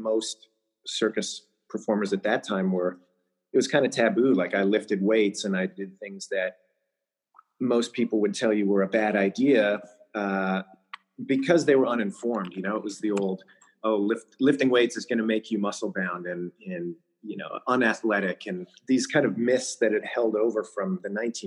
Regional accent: Canada; moved away as an adult; now in United States; So, I was born in Canada, so Canadian by birth. I got my citizenship to the United States 2 years ago, but I've been living here for 15 years.

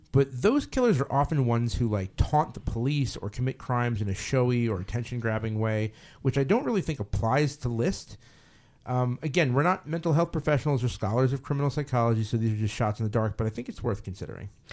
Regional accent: United States; I am an American

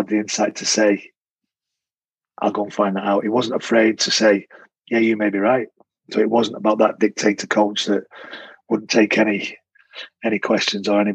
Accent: Salford, North West England, United Kingdom; moved away as an adult; also born or lived in Wigan / Auckland, New Zealand; I'm a kid from Salford that played in Wigan

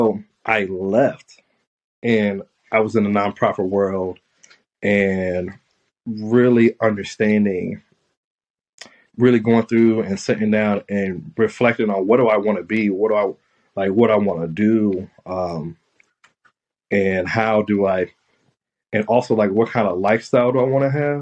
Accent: South Bend, Indiana, United States; I'm from South Bend, Indiana

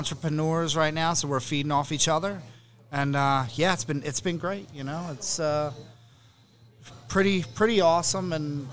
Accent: Pitman, New Jersey, United States; I was born and raised in Pittman, graduated from Pittman High, lived here my entire life.

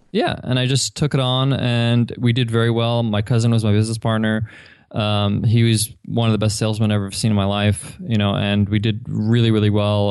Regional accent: Long Island, New York, United States; moved away; I grew up in Long Island

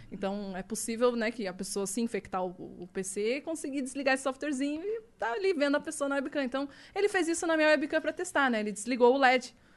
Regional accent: the South, Rio Grande do Sul, Brazil; sou do Sul

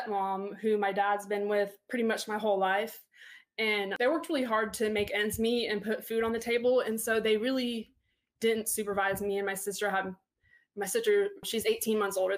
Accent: Panama City, Florida, United States; also born or lived in Palm Beach, Florida; I was born in Palm Beach and, like, you know, Southern Florida, but I say that my hometown's Panama City because that's where I was raised. I've lived here my whole life

